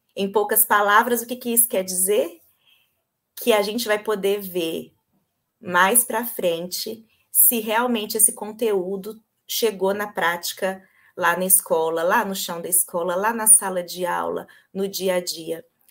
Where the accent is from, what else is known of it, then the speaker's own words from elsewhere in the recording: Governador Valadares, Minas Gerais, Brazil; accent: mineiro; moved away as an adult; also born or lived in Viçosa / São Paulo; now in São Bernardo do Campo, Brazil; Eu pelo sotaque, vocês vão ver, eu sou mineira, sou de Governador Valadares